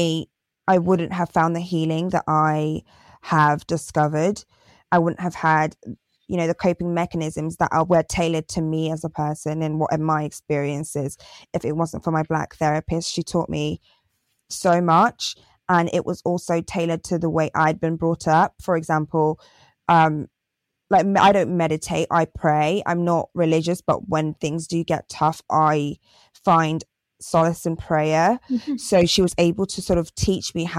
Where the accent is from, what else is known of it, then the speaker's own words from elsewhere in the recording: Torquay, South West England, United Kingdom; I grew up in Torquay in Devon